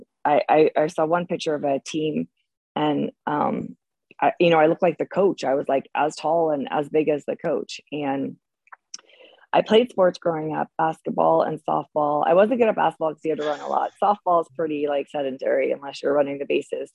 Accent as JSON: {"language": "English", "area": "Bay Area", "region": "California", "country": "United States", "tie": "born or raised there", "said": "I grew up in the Bay Area"}